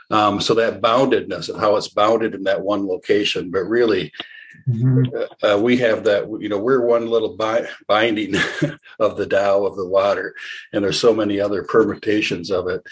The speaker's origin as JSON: {"language": "English", "region": "Michigan", "country": "United States", "said": "We're from Michigan"}